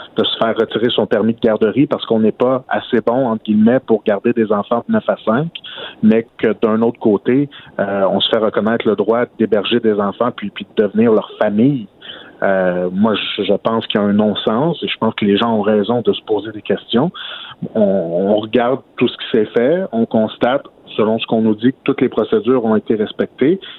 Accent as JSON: {"language": "French", "area": "Outaouais", "region": "Quebec", "country": "Canada", "said": "chez nous, en Outaouais"}